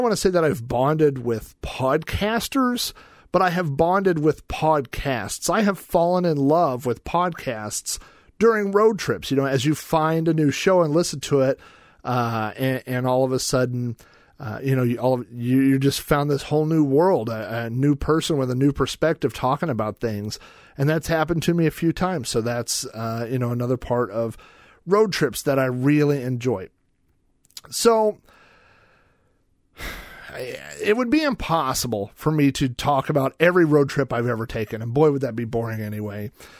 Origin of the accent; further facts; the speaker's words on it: Oklahoma, United States; So that's why I was born in Oklahoma